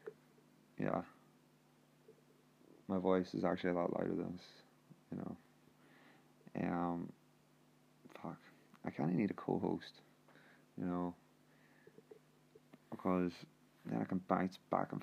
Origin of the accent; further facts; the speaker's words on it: Northern Ireland, United Kingdom; I'm actually from Ireland, the north of Ireland, actually